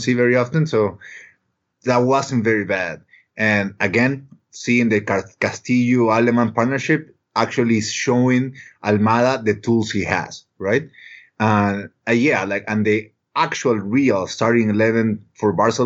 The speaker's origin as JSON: {"language": "English", "country": "Ecuador", "said": "I'm from Ecuador"}